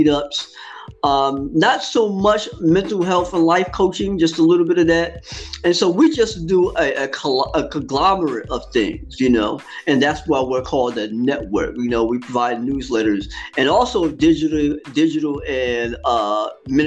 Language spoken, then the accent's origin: English; East Orange, New Jersey, United States; I'm from New Jersey, born and raised in the East Orange school system in which I grew up in.